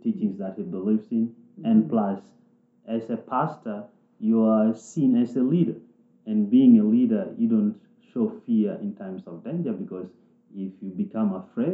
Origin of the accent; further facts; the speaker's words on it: South Sudan; moved away; I came from South Sudan, and by then there was war all over.